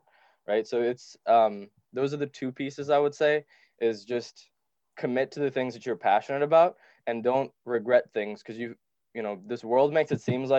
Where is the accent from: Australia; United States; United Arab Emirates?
United Arab Emirates; Dubai; also born or lived in Sri Lanka; I moved to Dubai where we were poor and didn't have much